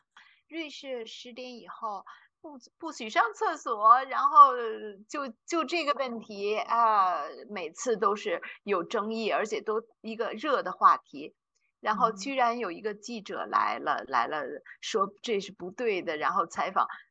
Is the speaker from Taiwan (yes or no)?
no; China; now in Zurich, Switzerland; 我们中国人